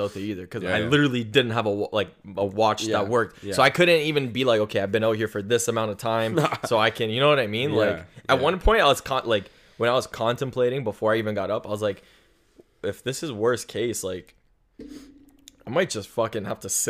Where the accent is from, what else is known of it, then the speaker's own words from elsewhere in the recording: Canada; I'm Canadian.